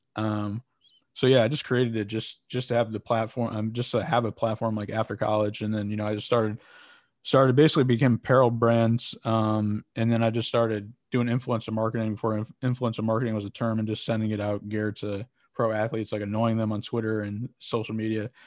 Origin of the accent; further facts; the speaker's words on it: West Haven, Connecticut, United States; I'm from, uh, West Haven, Connecticut.